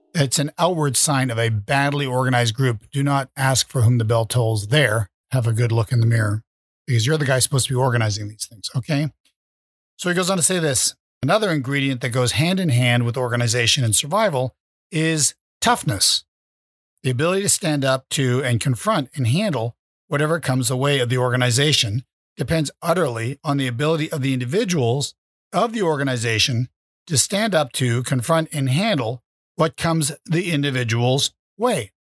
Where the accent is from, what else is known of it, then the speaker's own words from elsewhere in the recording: Vermont, United States; I was raised in Vermont